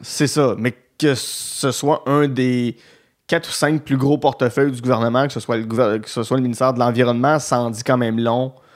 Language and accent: French; Outaouais, Quebec, Canada; je viens, de l'Outaouais